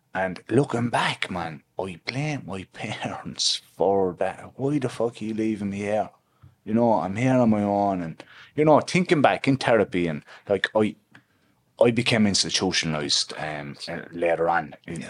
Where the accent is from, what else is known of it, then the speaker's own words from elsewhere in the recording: Limerick, Munster, Ireland; So I'm from Limerick City. I'm from the past side of Limerick City, actually.